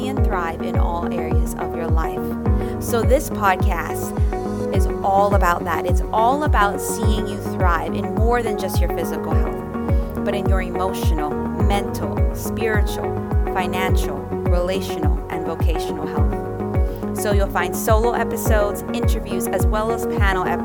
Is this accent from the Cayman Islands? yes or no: yes; Cayman Islands; we're both from the Cayman Islands